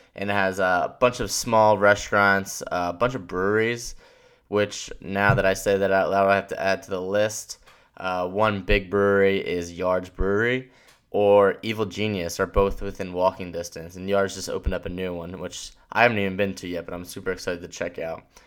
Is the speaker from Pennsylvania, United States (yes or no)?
yes; Philadelphia, Pennsylvania, United States; being from the area and growing up here